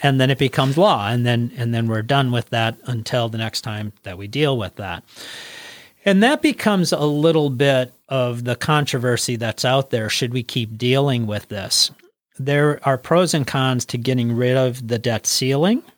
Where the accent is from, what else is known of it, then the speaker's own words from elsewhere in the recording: Wisconsin, United States; we are from Wisconsin